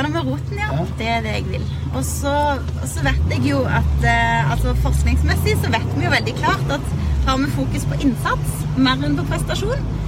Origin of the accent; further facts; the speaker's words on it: Sandnes, Rogaland, Norway; som bor i Sandnes, der jeg er fra